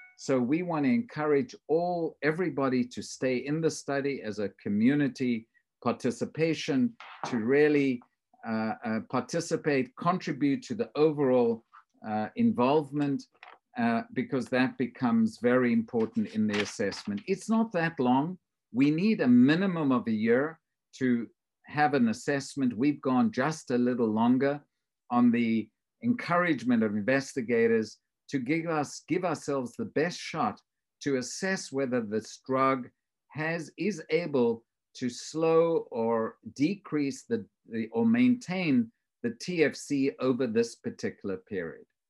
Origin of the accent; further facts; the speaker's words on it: South Africa; moved away; I grew up in South Africa